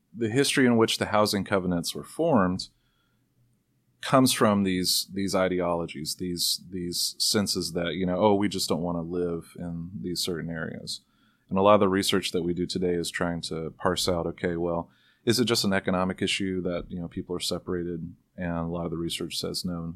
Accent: the South, United States; now in Seattle, United States; I grew up in the South

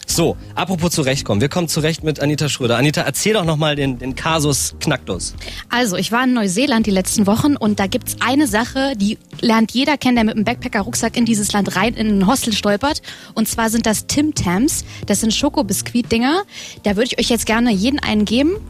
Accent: Norden, Lower Saxony, Germany; moved away; Ich bin in Norden groß geworden.

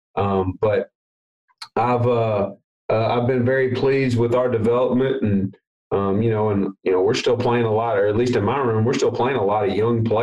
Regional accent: Jackson, Tennessee, United States; I'm from Jackson, Tennessee, so that's just outside of Memphis

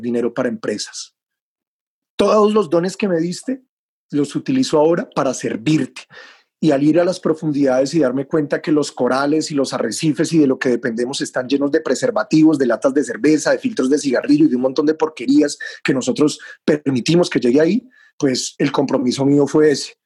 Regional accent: Bogotá, Colombia; moved away as an adult; now in Taganga, Colombia; Yo nací en Bogotá, pero renací en el mar de Taganga

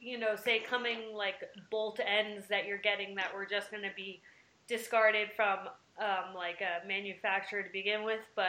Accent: the East, Northeast, United States; moved away as an adult; also born or lived in Colorado; now in Utah, United States; I'm from the East as well.

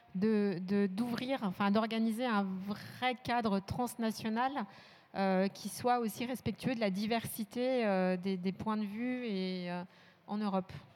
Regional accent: France; on est français

